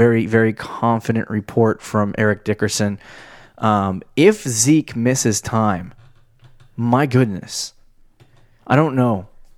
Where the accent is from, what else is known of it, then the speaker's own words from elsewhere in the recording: South Carolina, United States; Well, I came from South Carolina. I'm just peachy.